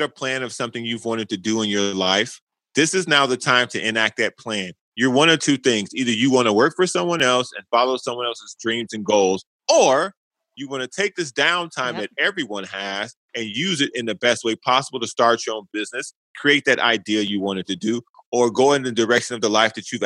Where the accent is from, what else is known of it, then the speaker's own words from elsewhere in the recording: Chicago, Illinois, United States; moved away as an adult; now in San Diego, United States; I'm from the South Side of Chicago. I lived on the South Side. I grew up in public housing